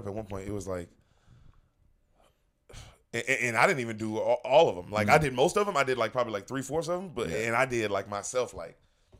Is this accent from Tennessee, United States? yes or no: yes; Memphis, Tennessee, United States; moved away as an adult; also born or lived in Los Angeles; now in Austin, United States; I'm from Memphis, Tennessee.